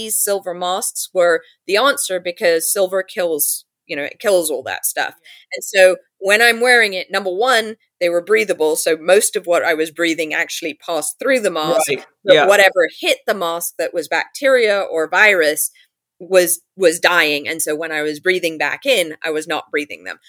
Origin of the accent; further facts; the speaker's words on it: London, United Kingdom; also born or lived in New York; now in California, United States; I grew up in London